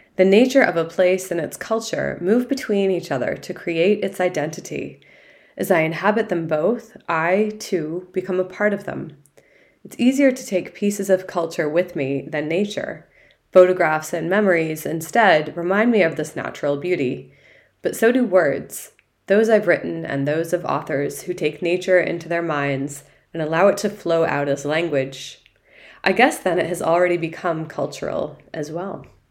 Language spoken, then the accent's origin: English; Massachusetts, United States; my home state